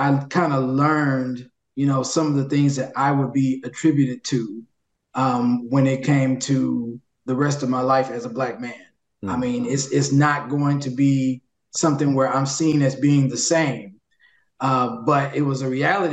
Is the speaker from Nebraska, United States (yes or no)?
no; Jackson, Mississippi, United States; since the point when I was a young boy and growing up as a man here